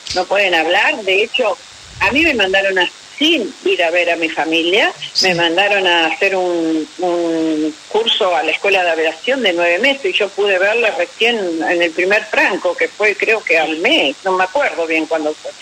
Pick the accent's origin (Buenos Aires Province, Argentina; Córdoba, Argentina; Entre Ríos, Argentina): Entre Ríos, Argentina; Paraná; moved away; also born or lived in Buenos Aires; yo soy de Paraná